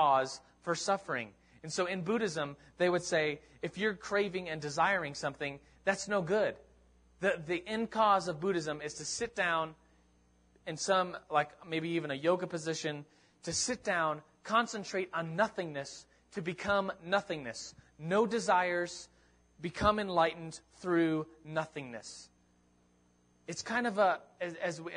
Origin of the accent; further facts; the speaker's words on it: United States; I'm from America